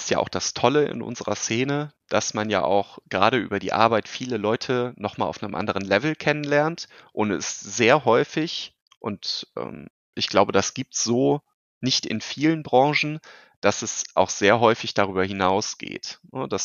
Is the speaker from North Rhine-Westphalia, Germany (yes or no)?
yes; Cologne, North Rhine-Westphalia, Germany; ich als ne, Kölsche Jung, ähm, natürlich auch sehr ambitioniert, das Thema Gaming und E-Sports weiter hier in unsere wunderbare Rheinstadt zu bringen